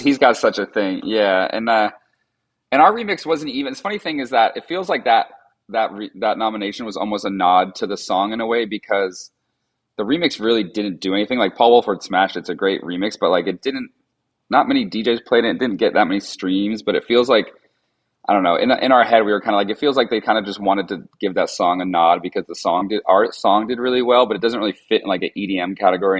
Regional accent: Vermont, United States; I grew up like in Vermont in the woods

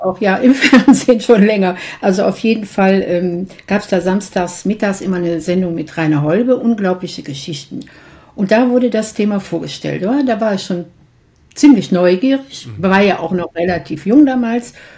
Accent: Mönchengladbach, North Rhine-Westphalia, Germany; in meiner Heimatstadt Mönchengladbach

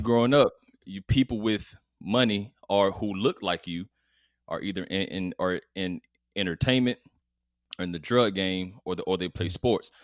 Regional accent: College Park, Georgia, United States; so I'm from College Park, Georgia, which is, which is a, which is the south side of Atlanta

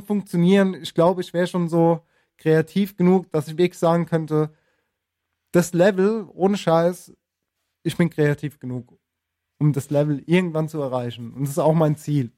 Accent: Germany; also born or lived in Spain; ich bin Deutsch und kann kein Spanisch, aber habe auch, hab auch in Spanien gelebt

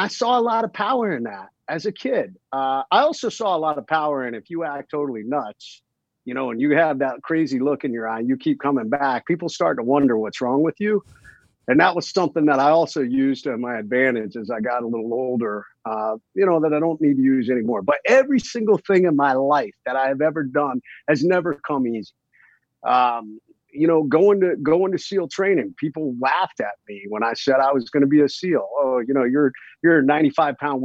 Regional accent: Ohio, United States; I grew up watching football, I was from Ohio, watching the Cleveland Browns

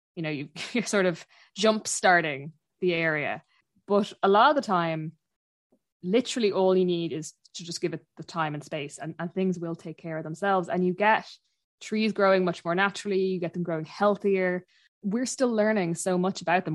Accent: Dublin, Leinster, Ireland; moved away as an adult; now in Achill Island, Ireland; I'm from Dublin originally. I'm, I'm from, uh, North Dublin, and I live out, um, in Ackle at the minute

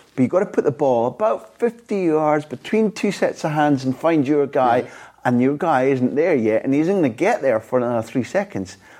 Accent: Scot, Scotland, United Kingdom; as a Scot

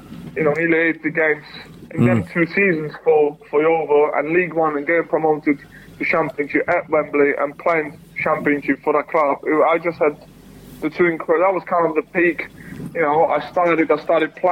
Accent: Czechia; moved away; also born or lived in United Kingdom; I played one game for my home country

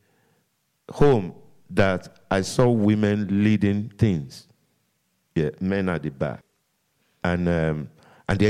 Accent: Lagos, Nigeria; first language Yoruba; English is a second language; moved away as an adult; also born or lived in London / Somerset / New York; now in Birmingham, United Kingdom; I was born in Lagos. Lagos is an island. I was born on the island.

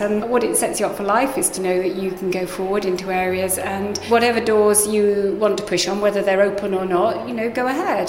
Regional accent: Harpenden, East of England, United Kingdom; I grew up in Harpenden, Hertfordshire

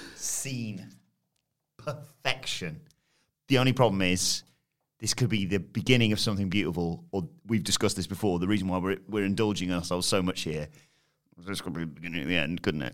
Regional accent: United Kingdom; we're British

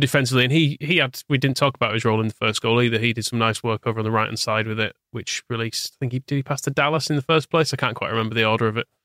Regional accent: Wakefield, Yorkshire and the Humber, United Kingdom; I grew up in Wakefield and, well, Harbury, technically

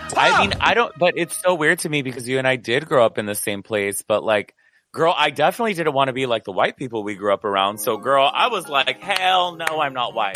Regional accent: United States; being Mexican American

